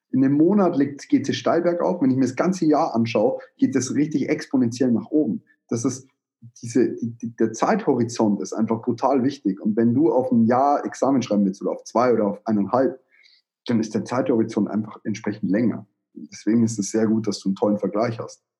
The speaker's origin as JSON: {"language": "German", "region": "Bavaria", "country": "Germany", "said": "bei uns in Bayern"}